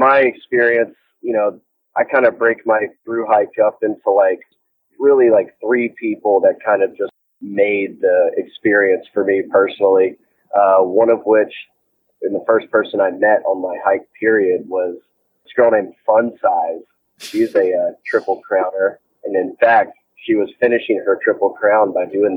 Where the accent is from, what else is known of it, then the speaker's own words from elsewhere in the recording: Georgia, United States; I'm from Georgia, so I'm familiar with, like, the South winters